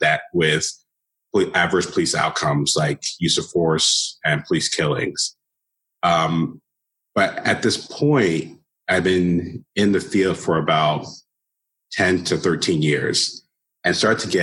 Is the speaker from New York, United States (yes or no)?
no; Southern California, United States; moved away as an adult; also born or lived in Toledo, Ohio; growing up in Southern California